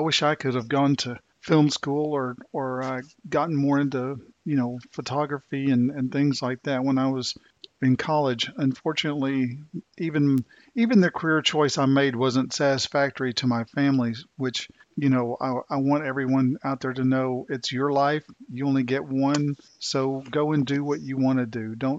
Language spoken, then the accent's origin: English; Tulsa, Oklahoma, United States; moved away; I came from Tulsa, Oklahoma, when I moved here to North Carolina, and Tulsa was the site, and you probably know this, of the world's worst race massacre in history.